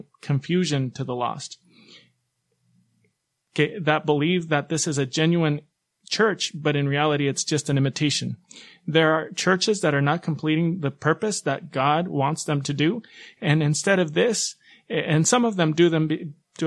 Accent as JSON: {"language": "English", "town": "Guayaquil", "region": "Guayas", "country": "Ecuador", "said": "I'm from Guayaquil, Ecuador"}